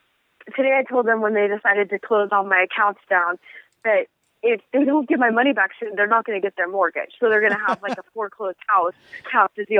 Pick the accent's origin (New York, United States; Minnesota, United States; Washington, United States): Washington, United States; Seattle; because we're from the Northwest